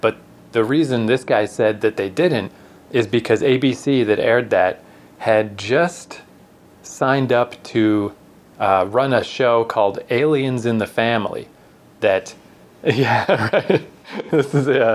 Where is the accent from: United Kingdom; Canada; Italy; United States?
Canada; we're from Canada.